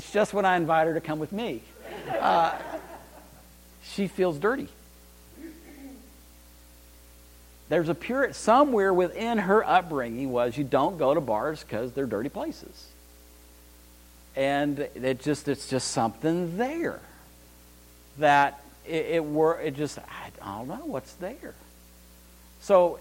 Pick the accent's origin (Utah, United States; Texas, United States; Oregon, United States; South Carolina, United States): Texas, United States; Amarillo; I was raised in Amarillo, Texas. I'm a High Plains drifter